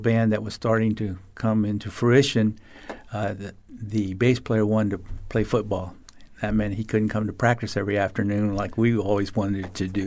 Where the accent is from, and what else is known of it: Fort Myers, Florida, United States; born or raised there